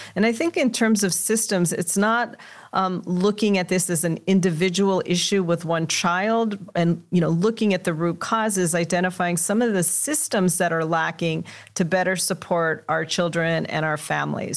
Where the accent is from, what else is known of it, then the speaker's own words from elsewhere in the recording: Los Angeles, California, United States; I grew up in Los Angeles in a Mexican-American household